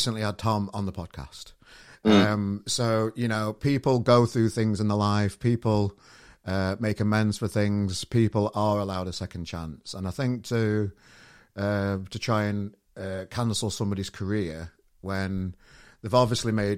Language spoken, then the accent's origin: English; Sheffield, Yorkshire and the Humber, United Kingdom; my hometown of Sheffield